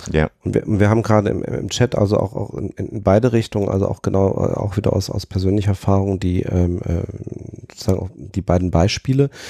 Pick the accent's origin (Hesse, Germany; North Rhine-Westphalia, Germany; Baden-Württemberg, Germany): Hesse, Germany; Fulda; moved away; also ich bin ja gebürtig aus Fulda